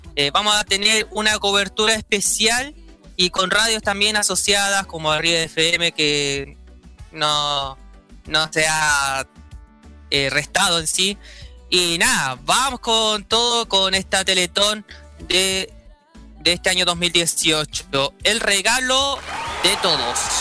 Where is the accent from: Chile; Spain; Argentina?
Chile; como buen chileno